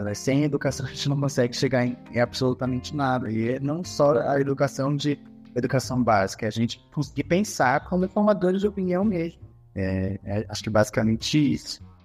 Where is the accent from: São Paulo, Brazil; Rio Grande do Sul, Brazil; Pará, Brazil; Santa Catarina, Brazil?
Pará, Brazil; Santarém; a minha região é uma região que está em, em, constante retomada e reafirmação da sua identidade, Santarém